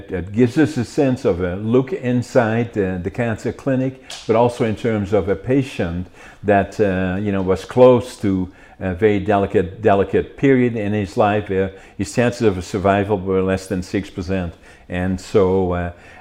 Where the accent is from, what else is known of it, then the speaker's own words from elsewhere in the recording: Netherlands; now in Canada; I was in the military for 2 years, drafted in Holland, the Special Forces.